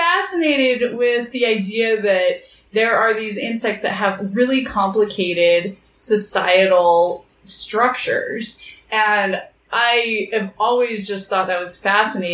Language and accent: English; Idaho Falls, Idaho, United States; moved away as an adult; now in Bozeman, United States; I grew up in Idaho Falls, where my dad was the chief scientist at a nuclear research facility.